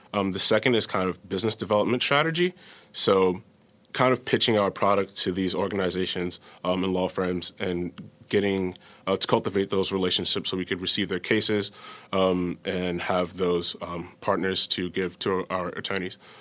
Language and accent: English; New York City, New York, United States; moved away; I'm from New York City